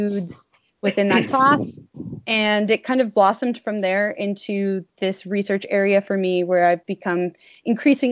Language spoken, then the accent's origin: English; New England, United States; moved away as an adult; I grew up in New England and grew up playing sports for my whole life